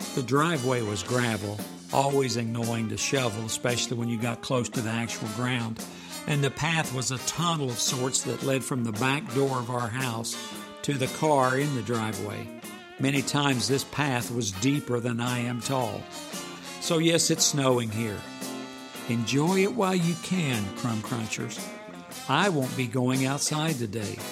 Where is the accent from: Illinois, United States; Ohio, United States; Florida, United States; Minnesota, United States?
Ohio, United States; moved away; I grew up in Ohio where it started snowing in November